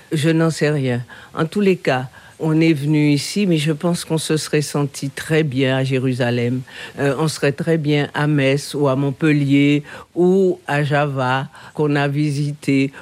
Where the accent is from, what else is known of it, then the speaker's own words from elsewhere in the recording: Guadeloupe; also born or lived in Saintes, Charente-Maritime, France; Je suis né à Sainte, tout à fait par hasard. En tous les cas, je me sens complètement issu de cette terre issu de cette histoire.